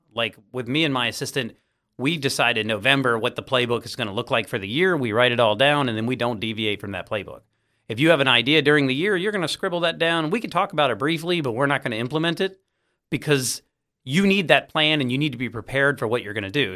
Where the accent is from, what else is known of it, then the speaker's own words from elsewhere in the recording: Virginia Beach, Virginia, United States; I grew up in Virginia Beach